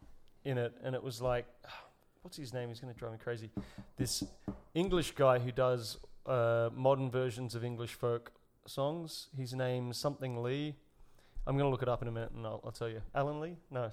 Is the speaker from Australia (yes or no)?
yes; Australia; I'm Australian.